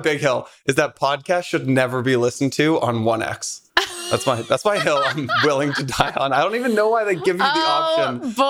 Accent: Mill Valley, California, United States; moved away as an adult; also born or lived in Boston / Brooklyn, New York; now in New York, United States; I grew up in Mill Valley, right outside San Francisco.

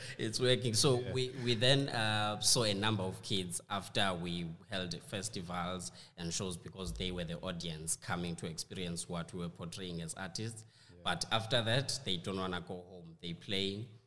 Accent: South Africa; we in South Africa, we say awe.

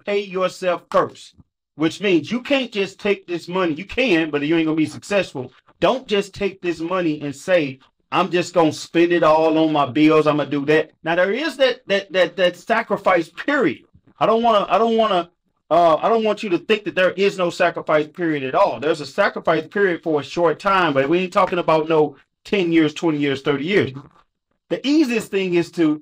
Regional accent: St. Louis, Missouri, United States; I'm from St. Louis

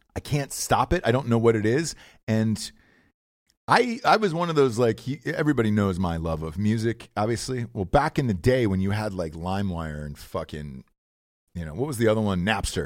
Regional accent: Georgia, United States; I grew up in the South, kid in Georgia

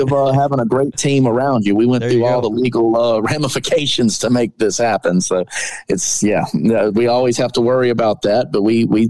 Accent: Baton Rouge, Louisiana, United States; I am from Baton Rouge, Louisiana

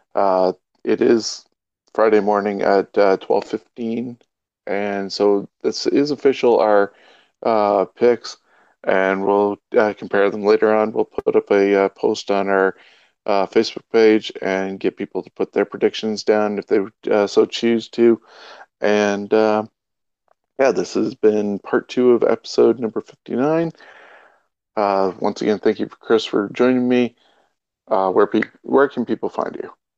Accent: Canada; we are Canadian

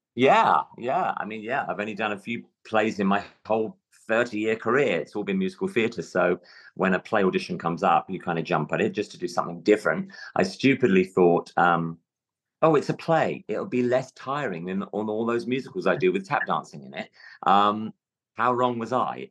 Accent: London, United Kingdom; accent: London; moved away; my natural london accent

